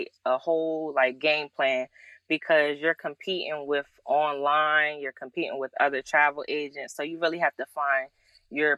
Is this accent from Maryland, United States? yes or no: no; Claymont, Delaware, United States; I was born and raised in Delaware